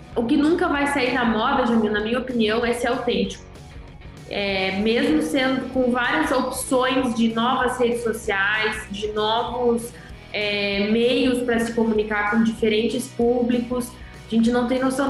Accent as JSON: {"language": "Portuguese", "region": "interior of Rio Grande do Sul", "country": "Brazil", "said": "Eu sou do interior do Rio Grande do Sul"}